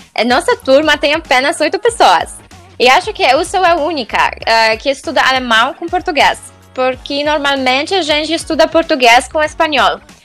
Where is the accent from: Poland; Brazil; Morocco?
Poland; Portuguese is a second language; moved away as an adult; now in Wales, United Kingdom; sou polonesa, moro no país de Gales